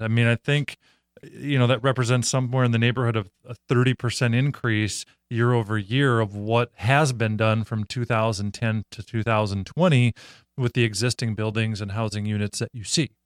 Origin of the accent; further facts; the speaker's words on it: Minnesota, United States; I grew up in Minnesota. I live in Minnesota